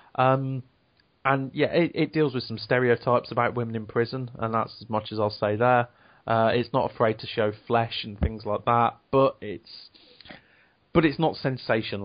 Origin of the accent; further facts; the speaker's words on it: Devon, South West England, United Kingdom; now in Leicester, United Kingdom; I grew up in Devon. My school was a farm, essentially.